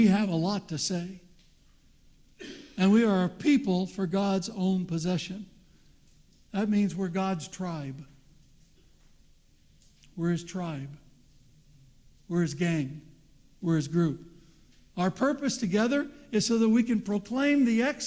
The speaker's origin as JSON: {"language": "English", "country": "United States", "tie": "born or raised there", "said": "I'm not an American, although I was born there"}